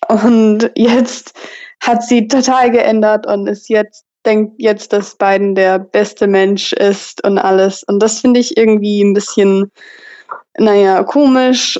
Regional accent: Texas, United States; German is a second language; also born or lived in Tübingen, Germany; ich komme aus Texas und ich wohne gerade in College Station, Texas.

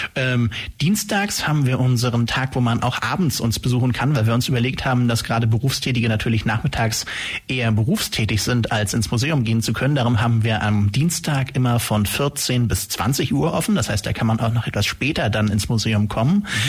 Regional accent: Langenau, Baden-Württemberg, Germany; also born or lived in Hamburg / Stuttgart; geboren in Hamburg, aber hier in der Ulmer Gegend aufgewachsen, eigentlich mehr oder weniger aus Langenau

